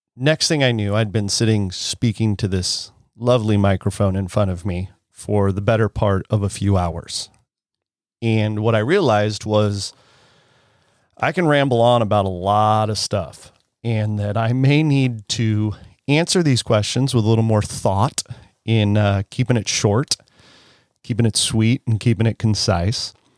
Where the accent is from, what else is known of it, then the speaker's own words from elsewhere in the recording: Penn Valley, California, United States; It's definitely an unincorporated area, I would imagine, of Penn Valley